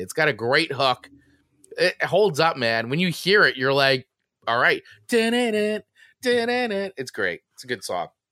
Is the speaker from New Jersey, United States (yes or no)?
yes; New Jersey, United States; growing up in New Jersey